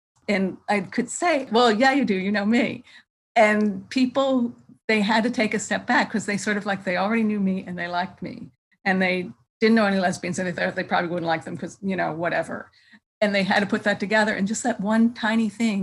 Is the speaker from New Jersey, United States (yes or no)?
no; Philadelphia, Pennsylvania, United States; moved away as an adult; now in San Francisco Bay Area, United States; I'm from Philadelphia, but I've been in the Bay Area for more than 30 years now